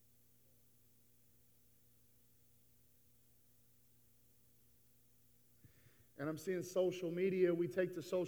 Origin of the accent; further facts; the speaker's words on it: East Texas, United States; moved away; I was born in East Texas